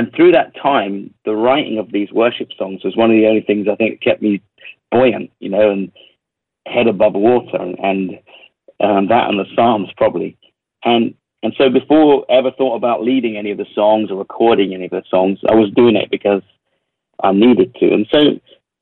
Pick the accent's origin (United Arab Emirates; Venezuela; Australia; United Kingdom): United Kingdom; London; accent: London-ish English; my English accent is very, it's quite kind of common. You know, it's a bit London-ish.